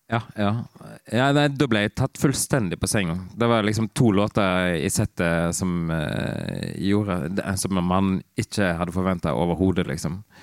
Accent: Rosendal, Vestland, Norway; also born or lived in Bergen; lita bygd som heter Rosendal, langt inn i en eh, vestlandsarm

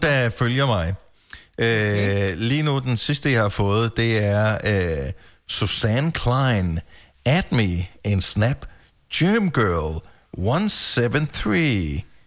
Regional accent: Funen, Southern Denmark, Denmark; now in Copenhagen area, Denmark; jeg er opvokset på Fyn

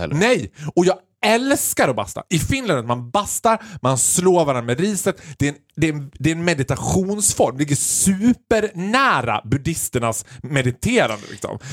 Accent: Sweden; vi som svenskar

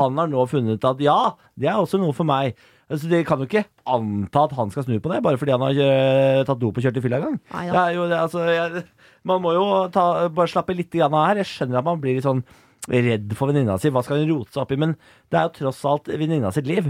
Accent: Moss, Østfold, Norway; Jeg er fra Moss.

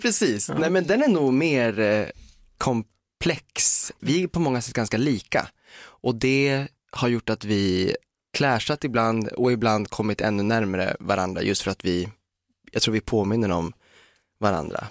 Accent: Umeå, Västerbotten County, Sweden; moved away; Umeå där jag kommer ifrån

